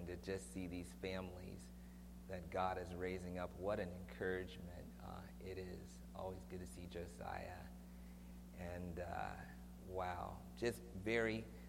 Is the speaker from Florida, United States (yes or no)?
no; Washington, District of Columbia, United States; now in Lachute, California, United States; I grew up in Washington, D.C. My grandfather was the pastor of probably the largest African-American congregation in D.C. when I was growing up.